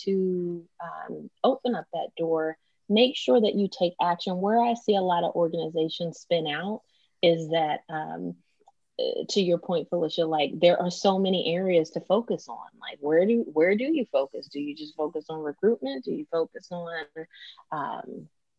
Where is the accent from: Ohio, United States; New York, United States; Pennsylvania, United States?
Pennsylvania, United States; Philadelphia; I'm from Philly.